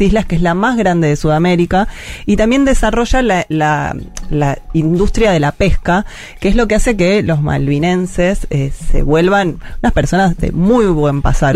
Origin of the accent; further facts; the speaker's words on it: Argentina; como argentinos y argentinas